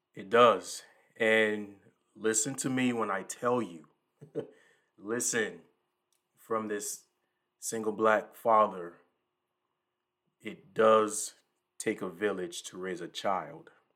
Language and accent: English; the Lowcountry, the South, United States; I'm from the South. I'm from the low country